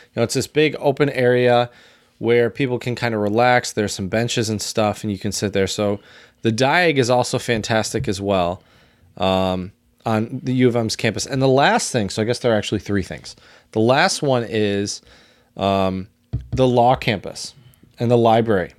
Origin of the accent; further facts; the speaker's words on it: Dexter, Michigan, United States; I grew up in Dexter, Michigan, right down the road from Ann Arbor